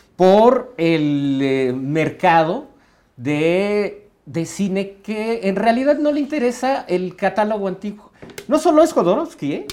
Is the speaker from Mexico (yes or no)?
yes; Mexico; nosotros como mexicanos